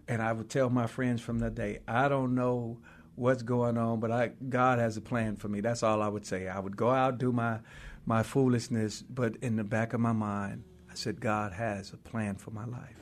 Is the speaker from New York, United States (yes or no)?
no; Oakland, California, United States; also born or lived in Louisiana (parents' birthplace); we grew up in West Oakland for a little while, then we moved to East Oakland.